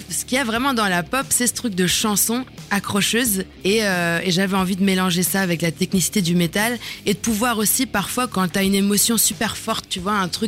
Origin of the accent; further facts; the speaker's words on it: Germany; moved away; j'ai grandi en Allemagne